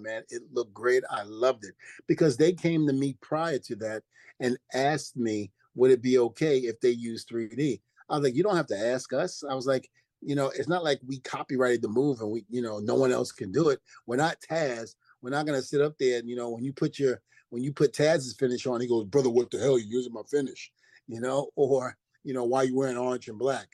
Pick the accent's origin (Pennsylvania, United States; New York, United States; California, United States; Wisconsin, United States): New York, United States; New York City; born or raised there; also born or lived in New Rochelle, New York